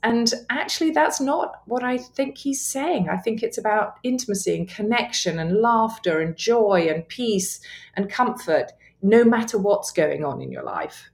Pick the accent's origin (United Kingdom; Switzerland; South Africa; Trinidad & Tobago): United Kingdom; England; accent: English; my English accent